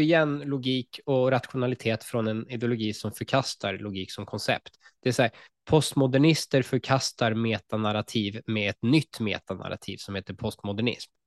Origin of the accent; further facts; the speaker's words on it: Sweden; som svensk jude